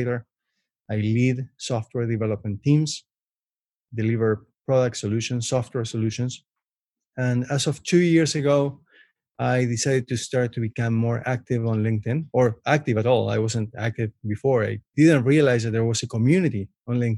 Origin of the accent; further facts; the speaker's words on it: Buenos Aires, Argentina; English is a second language; moved away as an adult; also born or lived in Canada; now in Toronto, Canada; So I was born and raised in Buenos Aires, Argentina. I lived there until I was almost 20 years old. And I moved to Canada almost 16 years ago